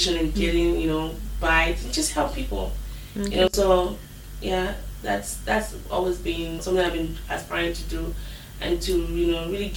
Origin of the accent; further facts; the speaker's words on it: Lagos, Nigeria; moved away as an adult; now in United States; Growing up in Lagos, I always try to funky rice and say, I grew up by the ocean